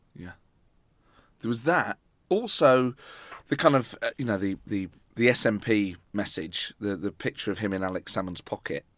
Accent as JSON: {"language": "English", "town": "Nottingham", "region": "East Midlands", "country": "United Kingdom", "tie": "born or raised there", "said": "I grew up in Nottingham"}